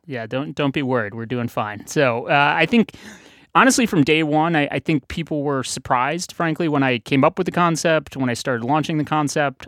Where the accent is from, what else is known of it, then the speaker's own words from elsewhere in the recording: St. Louis, Missouri, United States; now in Boston, United States; I grew up in Saint Louis